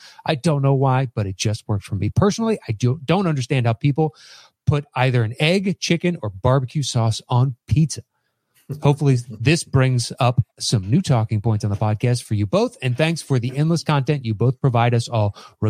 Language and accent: English; Australia; Being Australian with Italian parents, my go-to is what's called a capricosa